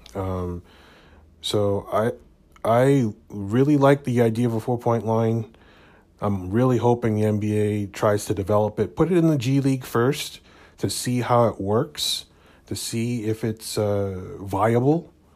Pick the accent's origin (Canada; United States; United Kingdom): Canada; Hamilton, Ontario; my hometown of Hamilton, Ontario, Canada